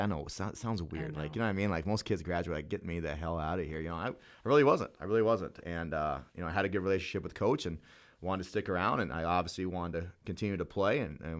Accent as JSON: {"language": "English", "town": "North Platte", "region": "Nebraska", "country": "United States", "said": "Originally from North Platte."}